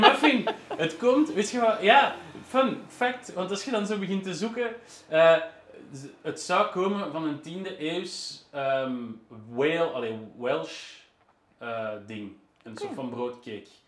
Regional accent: Flemish Brabant, Flanders, Belgium; also born or lived in Brussels; Ik ben ook wel geboren in Brussel, maar ik heb altijd in de rand gewoond.

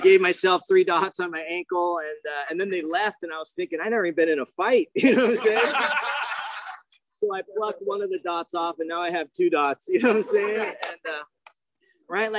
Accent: Mission Viejo, California, United States; I grew up in Mission Viejo

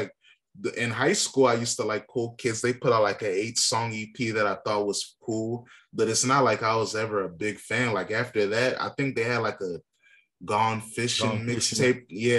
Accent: Northern Virginia, United States; moved away; I'm from Virginia.

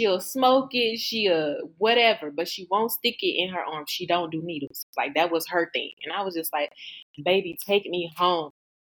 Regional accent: the South, United States; I'm from the South.

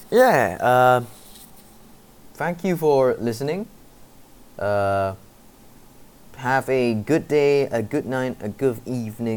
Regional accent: Malaysia; it's obviously necessary in Malaysia to learn it because I am a Malaysian

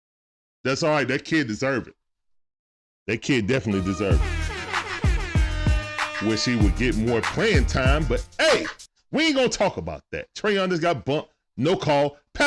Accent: Georgia, United States; I'm a Grady baby, bro. So, yeah. But now I live in the burbs. But I grew up in the Swats and teenage years over in the deck.

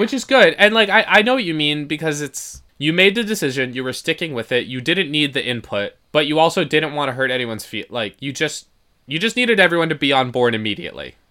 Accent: Yonkers, New York, United States; at our favorite hot dog truck in my hometown, Yon, in Yonkers

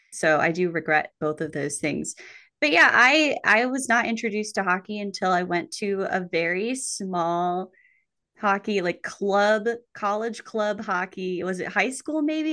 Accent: New Mexico, United States; I grew up in New Mexico, famous for its ice rinks

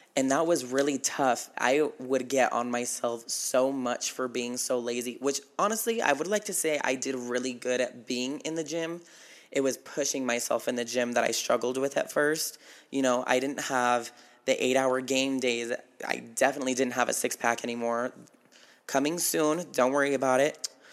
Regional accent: Battle Mountain, Nevada, United States; moved away; my hometown

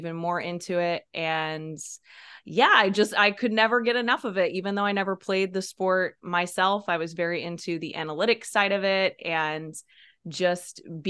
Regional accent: Peoria, Illinois, United States; I grew up right outside of Peoria

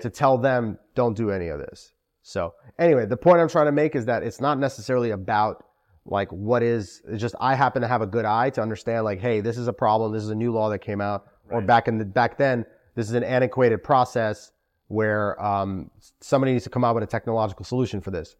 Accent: New York City, New York, United States; also born or lived in Moscow, Russia / Albany, New York; I was born in Moscow, Russia. Wow. Immigrated to Sheepshead Bay, like okay. a lot of Russian Jews and spent most of my life there.

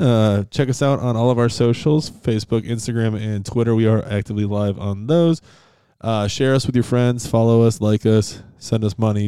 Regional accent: Western New York, United States; in Western New York where I grew up

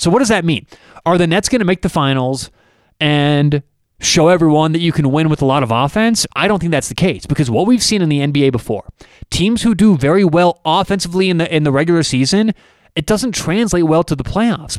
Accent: Denver, Colorado, United States; I'm from Denver

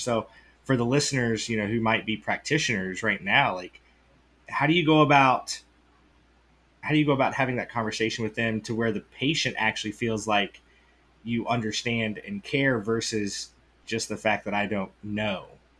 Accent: Midwest, United States; we're from the Midwest, you know, Drew and I both grew up, I mean, hunting

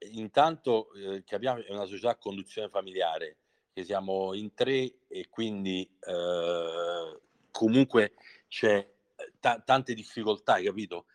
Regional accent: Scauri, Lazio, Italy; quando fui convocato per la prima volta con la certo. squadra del mio paese

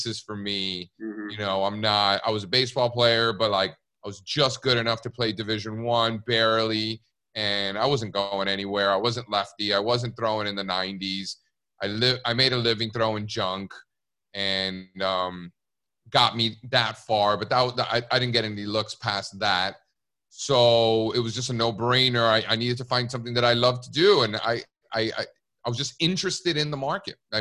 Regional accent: Miami, Florida, United States; moved away; also born or lived in New York City; I grew up in Miami, Cuban parents.

